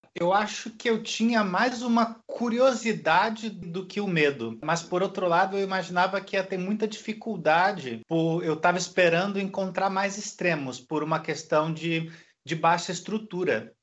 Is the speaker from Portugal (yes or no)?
no; Rio de Janeiro, Brazil; moved away as an adult; como carioca